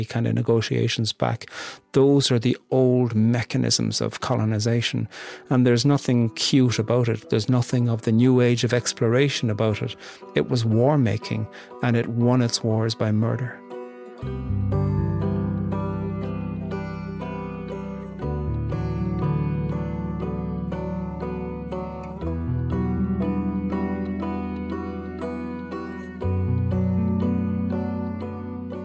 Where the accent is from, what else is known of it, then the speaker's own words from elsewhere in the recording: Ireland; being Irish